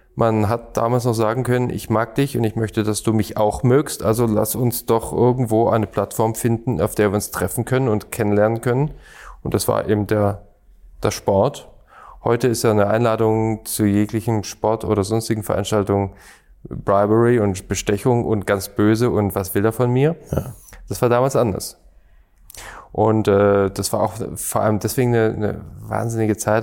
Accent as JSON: {"language": "German", "town": "Stuttgart", "region": "Baden-Württemberg", "country": "Germany", "tie": "born or raised there", "also_born_or_lived": "Schorndorf", "said": "Ich bin eher gebürtiger Stuttgarter"}